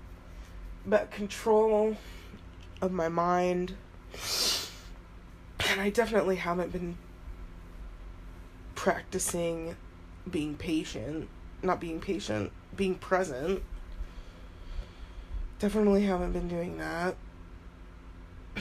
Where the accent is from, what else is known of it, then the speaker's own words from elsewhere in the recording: Utah, United States; also born or lived in Florida; I was born in Florida and adopted to Utah